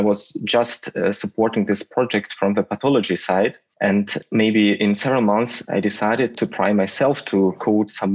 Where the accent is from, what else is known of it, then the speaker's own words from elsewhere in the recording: Russia; moved away; And I come from Russia